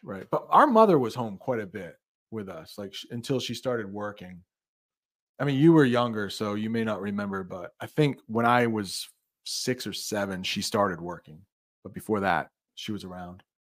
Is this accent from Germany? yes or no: no; United States; as an American